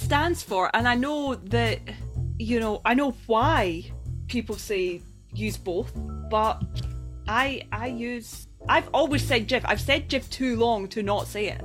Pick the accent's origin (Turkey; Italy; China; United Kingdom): United Kingdom; Scotland; I'm Scottish